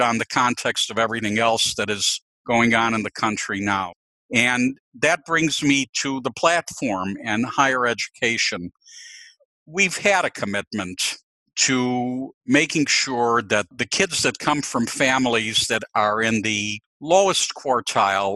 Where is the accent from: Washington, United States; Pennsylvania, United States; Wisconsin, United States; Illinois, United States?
Illinois, United States; Chicago; I was born in Chicago to two parents who were immigrants from the Ukraine